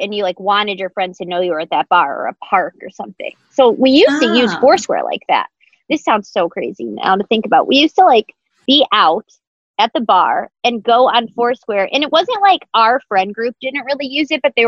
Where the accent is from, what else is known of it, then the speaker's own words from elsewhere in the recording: Michigan, United States; I grew up in in Michigan, on the lake.